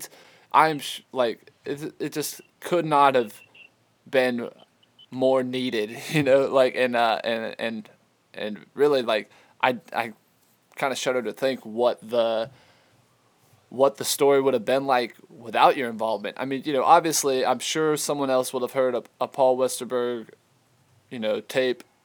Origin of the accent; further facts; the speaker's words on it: Georgetown, South Carolina, United States; I grew up in Georgetown, South Carolina. It's a small town